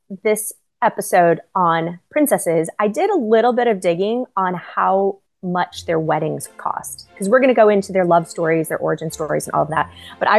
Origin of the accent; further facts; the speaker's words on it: United States; We're serving cookies because we're American.